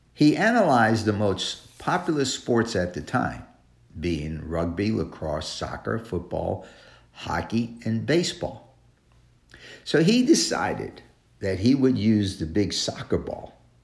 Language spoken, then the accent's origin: English; New York City, New York, United States; New York City, my hometown, My home state.